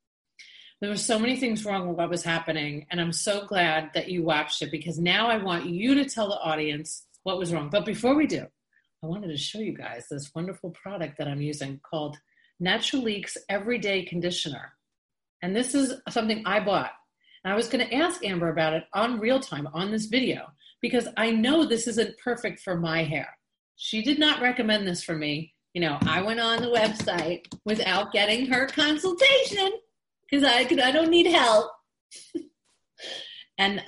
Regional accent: New York, United States; I'm from New York

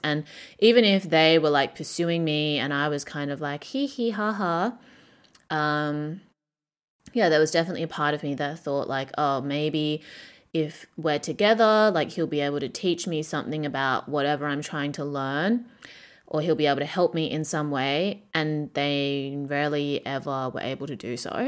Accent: Perth, Western Australia, Australia; moved away as an adult; now in Shanghai, China; Perth, Australia, my hometown

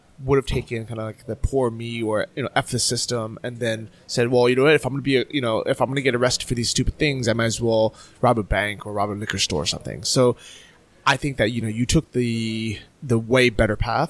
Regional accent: San Francisco, California, United States; moved away as an adult; also born or lived in Irvine, California / Berlin, Germany; I moved from San Francisco down to Orange County

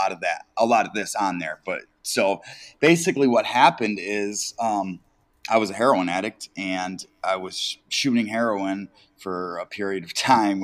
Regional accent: Detroit, Michigan, United States; I am from Detroit, Michigan

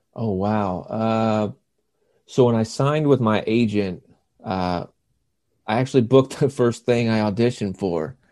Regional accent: Lake Wylie, South Carolina, United States; moved away as an adult; also born or lived in Savannah, Georgia; now in Clarkston, Georgia, United States; I grew up in Lake Wiley, South Carolina

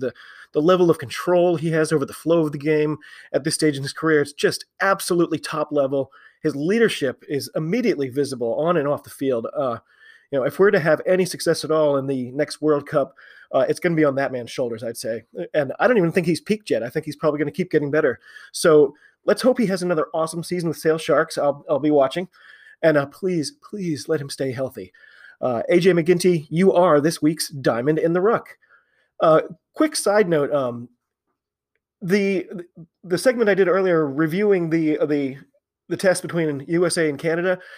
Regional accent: United States; I'm an American

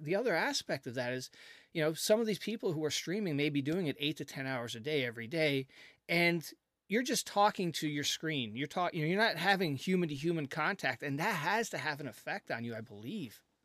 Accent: Canada; I'm a Canadian

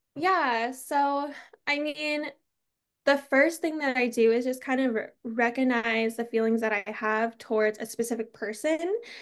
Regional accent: Arizona, United States; I'm from Arizona

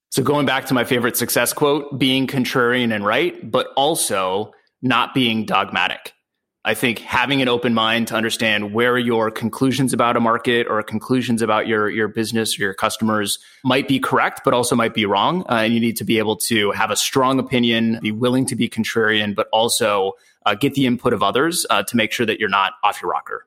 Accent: San Diego, California, United States; I'm from San Diego, California

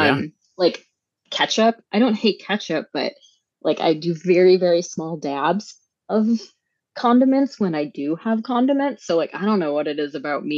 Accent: Minnesota, United States; as a child growing up in Minnesota

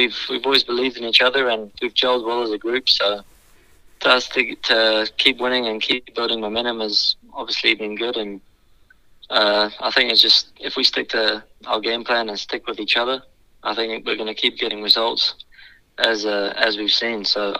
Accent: South Africa; born there; I think going back, I was born in South Africa

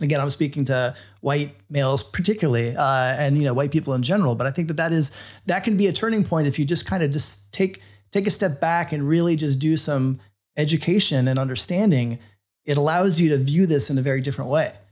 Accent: Florida, United States; I grew up in Florida

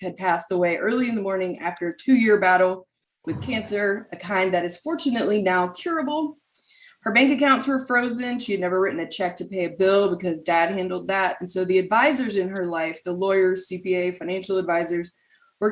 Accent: Raleigh, North Carolina, United States; I did grow up here in Raleigh.

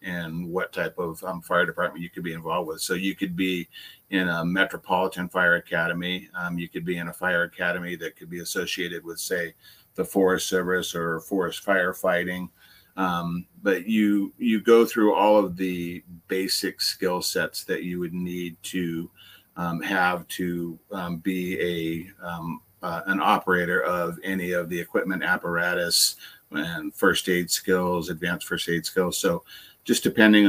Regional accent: California, United States; moved away as an adult; also born or lived in Worcester, Massachusetts; now in Massachusetts, United States; I was actually born in Worcester, Massachusetts, but I never actually lived there until 2011. I grew up virtually entirely in California

